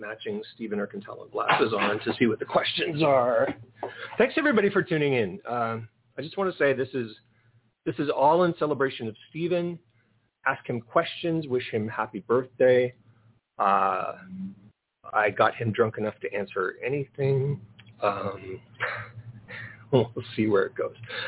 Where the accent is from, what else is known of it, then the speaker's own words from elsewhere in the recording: Canada; moved away; I'm fucking Canadian